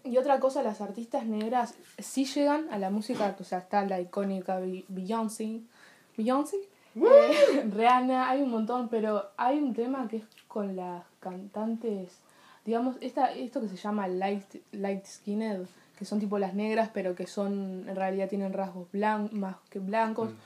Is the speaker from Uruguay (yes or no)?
yes; Uruguay